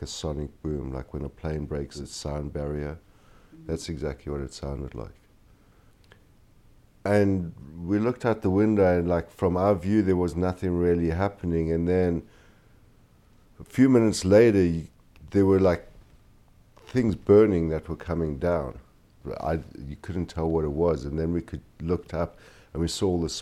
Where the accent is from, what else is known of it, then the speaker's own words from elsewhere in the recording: South Africa; moved away as an adult; now in New York City, United States; I was born in South Africa. I've moved to the States in 1992